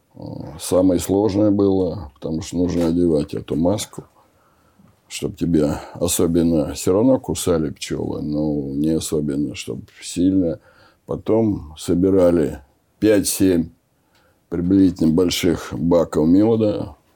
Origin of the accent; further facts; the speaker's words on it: Oryol, Oryol Oblast, Russia; moved away; also born or lived in Moscow; я из Орла попал э, в этот большой город, в Москву